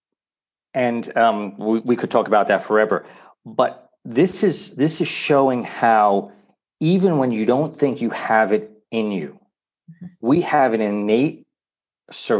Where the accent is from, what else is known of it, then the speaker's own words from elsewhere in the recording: New York City, New York, United States; now in Italy; I was born in New York City